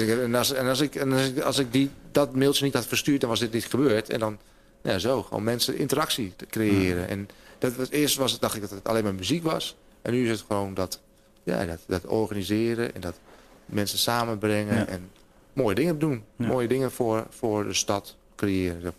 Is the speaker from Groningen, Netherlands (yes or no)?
yes; Hoogezand, Groningen, Netherlands; moved away as an adult; now in Groningen, Netherlands; toen ik in Hoge Zand woonde